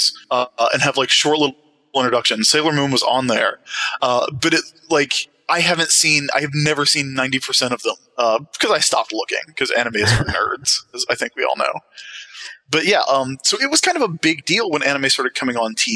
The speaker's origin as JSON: {"language": "English", "town": "Sumter", "region": "South Carolina", "country": "United States", "tie": "born or raised there", "said": "I grew up in a relatively small city in Sumter, South Carolina"}